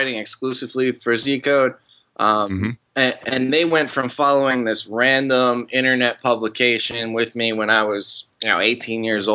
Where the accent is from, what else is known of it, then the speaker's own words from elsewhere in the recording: New Jersey, United States; now in the South, United States; I grew up in New Jersey. I've since moved down south.